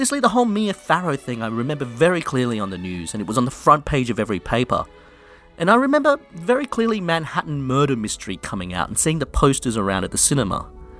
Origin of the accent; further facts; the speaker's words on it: Australia; also born or lived in London; Look, I'm in Australia and I grew up in Australia, but I lived in London for many years and it's just a mix of various English things.